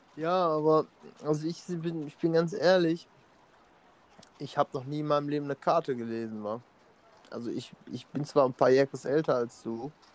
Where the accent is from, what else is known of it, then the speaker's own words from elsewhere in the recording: Emmerich am Rhein, North Rhine-Westphalia, Germany; wir kommen aus Emmerich am Rhein